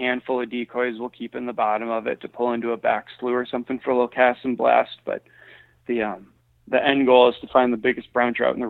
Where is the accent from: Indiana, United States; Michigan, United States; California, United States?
Michigan, United States; I, you know, growing up in Michigan, fishing, you know, stunted farm ponds where, you know, the bluegill were only got as big as your hand because of overpopulation.